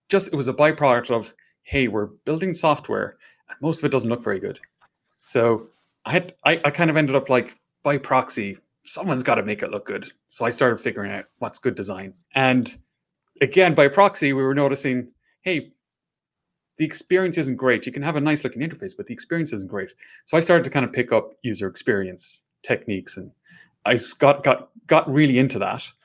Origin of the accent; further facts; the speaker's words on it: Ireland; accent: Irish; Hopefully, you can understand my Irish accent.